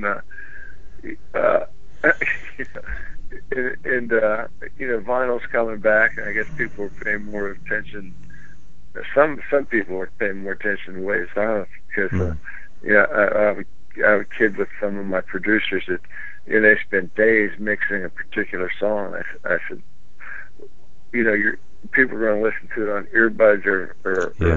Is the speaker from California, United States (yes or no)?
no; Pittsburgh, Pennsylvania, United States; when I grew up in Pittsburgh, there was a lot of independent AM stations